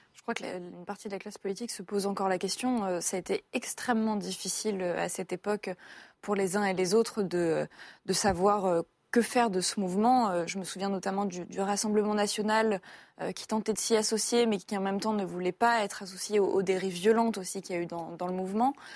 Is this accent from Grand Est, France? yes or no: no; Paris, Île-de-France, France; en tant que Parisienne